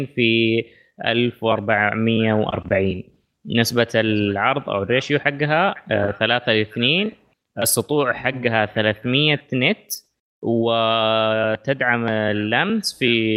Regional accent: Saudi Arabia; عندنا في السعوديه

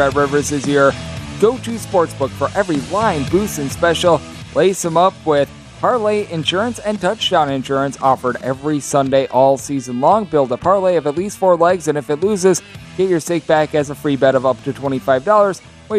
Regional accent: Wisconsin, United States; We've got New Mexico State versus Wisconsin. That is my home state.

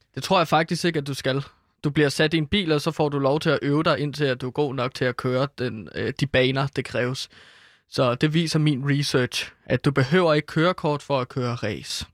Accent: Herlev, Capital Region of Denmark, Denmark; i Herlev, hvor jeg er fra

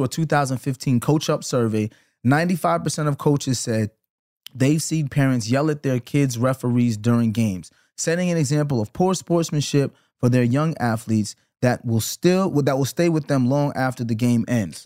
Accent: New York City, New York, United States; also born or lived in Flatbush, Brooklyn; we grew up together in Canarsie

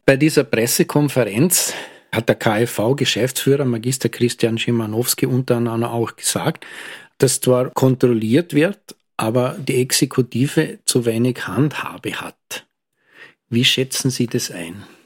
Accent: Lustenau, Vorarlberg, Austria; meiner Heimatgemeinde, weil in Lustenau

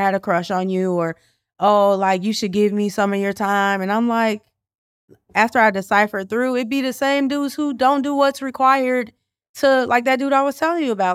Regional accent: Chicago, Illinois, United States; I am truly, like, a born and bred Chicagoan

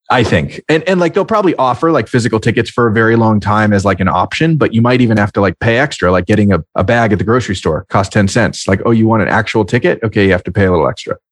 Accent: Marin County, California, United States; my hometown in Marin County, California

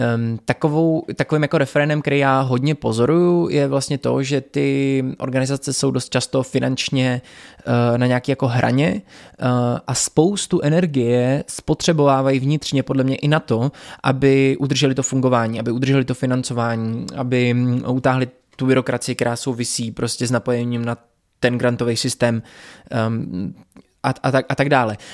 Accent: Tábor, South Bohemian Region, Czechia; moved away; tábor, to je město, odkud pocházím

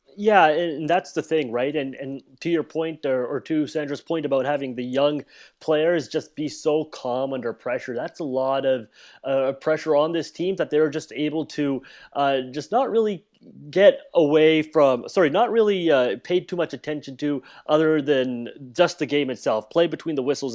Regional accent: Canada; as Canadians

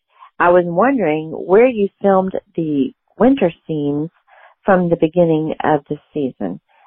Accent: Texas, United States; I'm from Texas

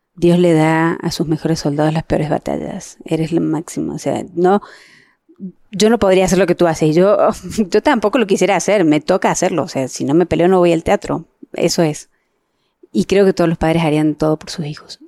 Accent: Mexico; yo soy mexicana

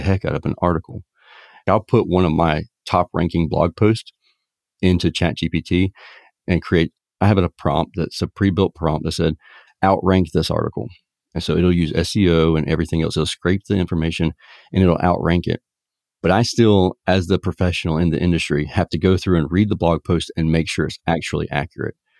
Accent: Savannah, Georgia, United States; in Savannah, Georgia, my hometown

